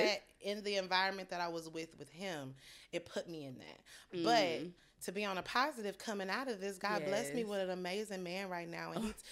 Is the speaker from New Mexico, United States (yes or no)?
no; Missouri City, Texas, United States; moved away as an adult; also born or lived in St. Charles, Missouri; So I'll say, you know, I grew up in the Mo City area, but I'm from Houston, Texas.